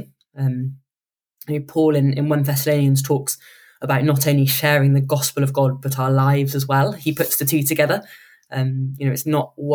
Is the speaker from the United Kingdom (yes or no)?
yes; United Kingdom; we're quite British